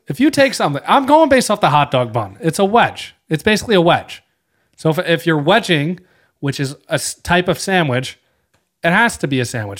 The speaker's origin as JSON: {"language": "English", "region": "New Jersey", "country": "United States", "said": "we're from New Jersey"}